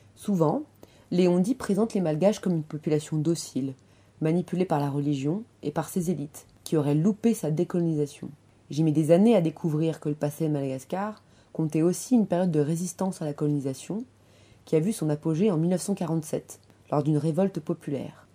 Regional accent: Paris suburbs, Île-de-France, France; je suis née en banlieue parisienne, je suis franco-malgache

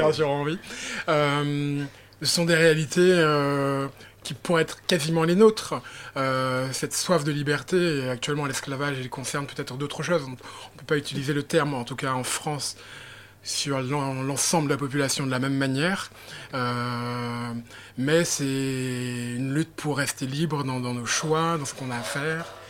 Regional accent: Guadeloupe; moi je suis guadeloupéen

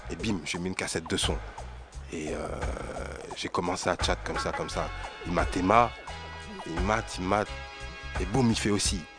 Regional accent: Martinique; j'ai ensuite pu voir la réalité de ce mouvement, de ce que ça représentait en Martinique.

